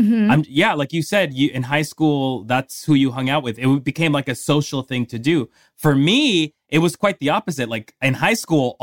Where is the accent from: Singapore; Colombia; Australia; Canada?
Colombia; moved away; I grew up in Colombia